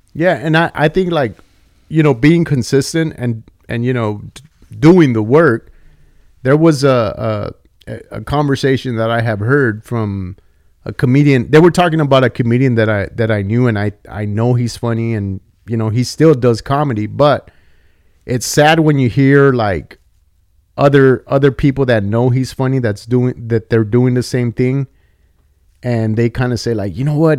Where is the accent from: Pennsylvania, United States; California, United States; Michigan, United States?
California, United States; Santa Paula; also born or lived in Oxnard / Fillmore; I grew up in the eight oh five and I grew up in Santa Paula